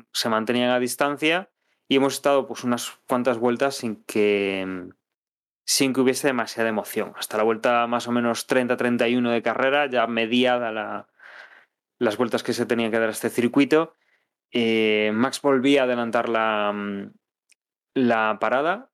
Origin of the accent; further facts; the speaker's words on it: Spain; somos españoles